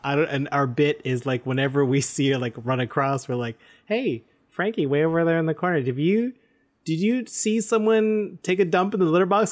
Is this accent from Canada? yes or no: yes; Canada; we're proud Canadian podcasters